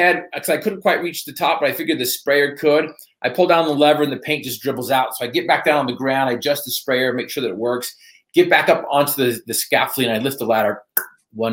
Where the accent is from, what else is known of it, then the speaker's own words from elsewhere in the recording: Northern Utah, United States; I was from Northern Utah